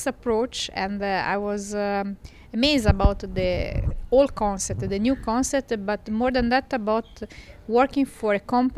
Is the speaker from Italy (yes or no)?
yes; Livorno, Tuscany, Italy; I'm from Tuscany, Italy, from the commercial port of Livorno